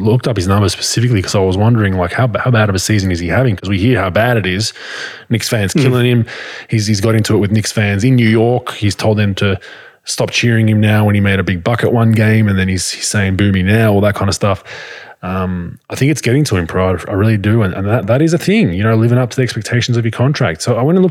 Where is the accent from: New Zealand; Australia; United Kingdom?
Australia; now in United States; I grew up in Australia